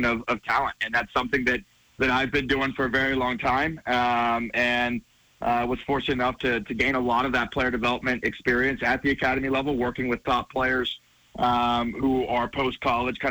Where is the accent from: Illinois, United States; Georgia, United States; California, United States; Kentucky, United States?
Georgia, United States; moved away as an adult; now in Bozeman, United States; We're both from Georgia and kind of spent most of our lives in the Southeast